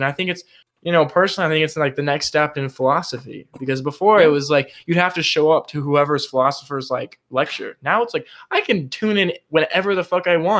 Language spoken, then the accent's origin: English; Texas, United States; I'm from Texas